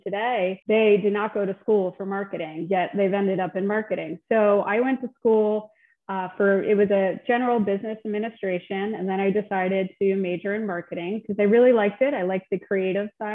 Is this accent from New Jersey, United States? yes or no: yes; New Jersey, United States; also born or lived in Delaware; I grew up in Central Jersey.